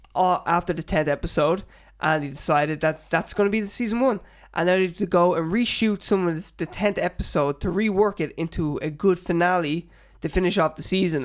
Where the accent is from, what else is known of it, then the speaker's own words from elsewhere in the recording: Ireland; as an Irish person